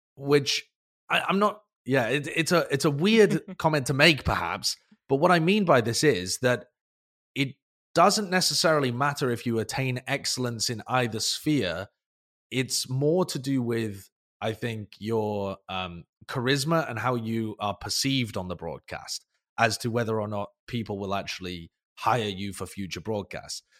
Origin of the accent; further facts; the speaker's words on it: United Kingdom; I'm British